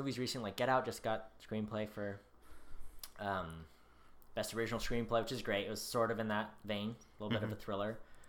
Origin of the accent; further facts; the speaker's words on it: United States; as an American